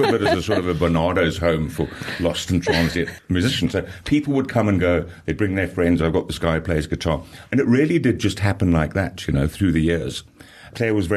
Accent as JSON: {"language": "English", "country": "Zambia", "tie": "born or raised there", "moved": "yes", "lives_now": "South Africa", "said": "I'm not South African born. I was born in Zambia."}